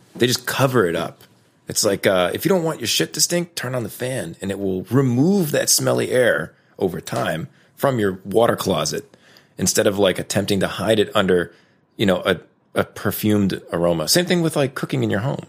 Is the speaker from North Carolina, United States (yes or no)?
yes; Raleigh, North Carolina, United States; I was raised in North Carolina. Uh, I went to a magnet school downtown Raleigh